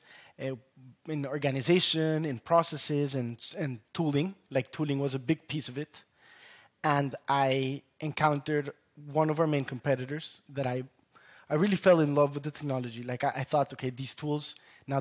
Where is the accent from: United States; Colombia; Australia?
Colombia; moved away; I was national champion in my home country, Colombia, growing up.